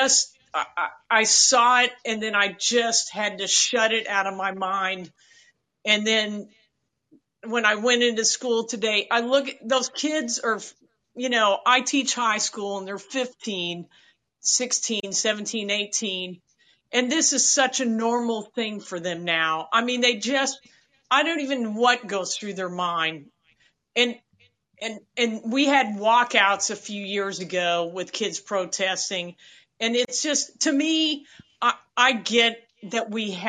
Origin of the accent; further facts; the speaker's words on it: Midwest, United States; moved away; I grew up in the Midwest